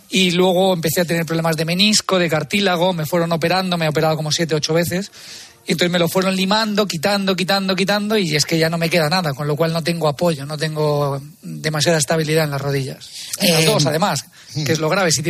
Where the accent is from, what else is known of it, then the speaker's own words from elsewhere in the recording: Madrid, Community of Madrid, Spain; also born or lived in Talavera de la Reina; no soy de allí, yo nací en Madrid, pero bueno, de adopción soy talaverano, sí.